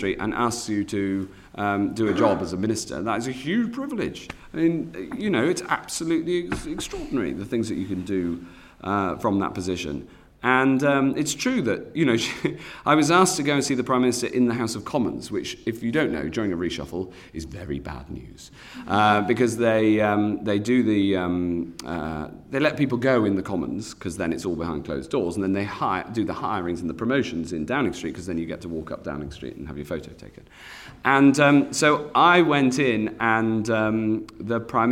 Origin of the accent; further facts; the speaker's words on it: Cheshire, North West England, United Kingdom; I'm from Cheshire